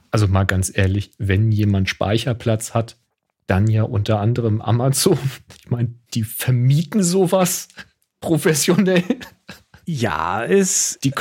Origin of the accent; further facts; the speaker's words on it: the South, Southern Germany, Germany; also born or lived in Hamburg; ich komme aus dem Süden, bei uns war das der Glutz, Glutzger. Der Glutz, Im Schwäbischen.